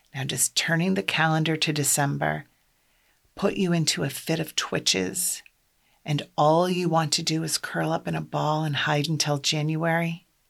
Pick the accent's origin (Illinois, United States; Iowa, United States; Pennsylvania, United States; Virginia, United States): Iowa, United States; I'm from Iowa. I grew up in a large extended Catholic family.